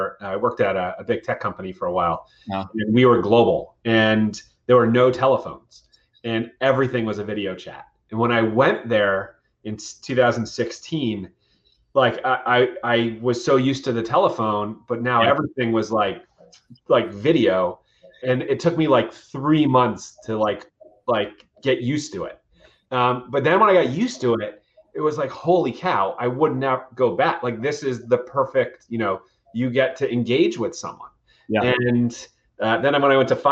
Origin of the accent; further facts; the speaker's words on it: Westchester County, New York, United States; growing up in Westchester County, New York